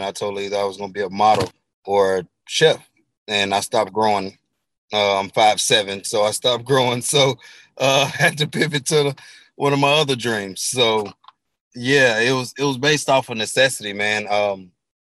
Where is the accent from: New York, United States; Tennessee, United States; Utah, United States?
Tennessee, United States; Memphis; I'm originally from Memphis, Tennessee